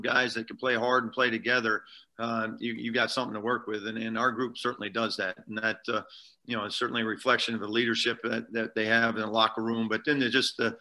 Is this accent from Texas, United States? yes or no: no; Iowa, United States; moved away as an adult; also born or lived in Omaha, Nebraska; I was you know, born and raised in Iowa, and then you know, and then was in Omaha for 20 years